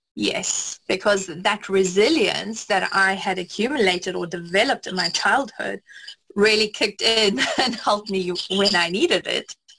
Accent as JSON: {"language": "English", "country": "South Africa", "tie": "born or raised there", "said": "I grew up in South Africa"}